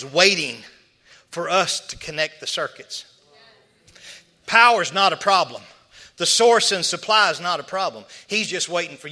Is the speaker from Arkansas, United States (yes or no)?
yes; Arkansas, United States; I'm from Arkansas